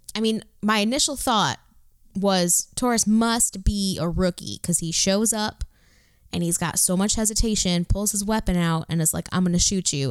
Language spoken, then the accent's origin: English; Detroit, Michigan, United States; I'm from Detroit